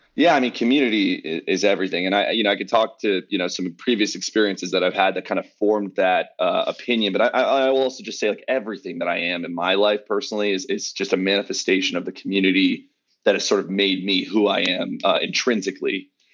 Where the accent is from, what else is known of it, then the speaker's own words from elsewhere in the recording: Los Angeles, California, United States; born and raised in Los Angeles